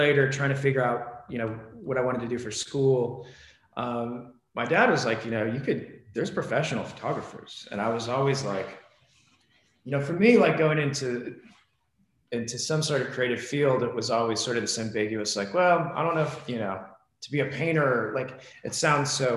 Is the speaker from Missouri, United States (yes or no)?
yes; Springfield, Missouri, United States; also born or lived in Los Angeles, United States / New York, United States; now in Phoenix, United States; trips back to my hometown in Springfield, Missouri